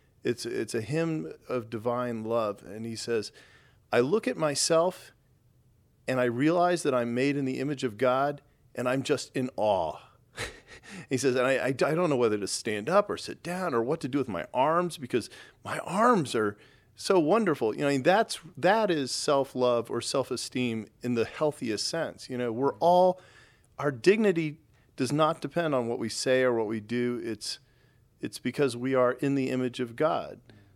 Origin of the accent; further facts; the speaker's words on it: Texas, United States; I grew up in Texas, which is really pretty heavily Southern Baptist